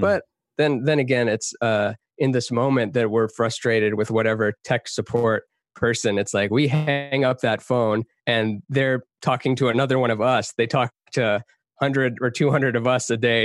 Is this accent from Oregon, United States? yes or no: no; Texas, United States; also born or lived in Canada; now in Los Angeles, United States; I grew up half in Texas, half in Canada.